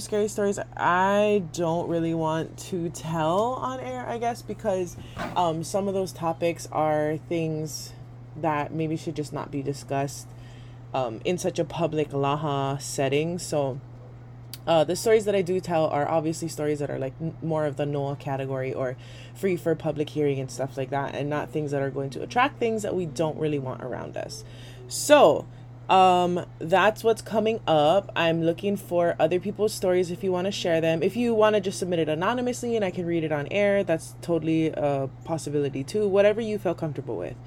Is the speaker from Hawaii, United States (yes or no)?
yes; Waimanalo, Hawaii, United States; grew up like two streets down from each other our whole life in Waimanalo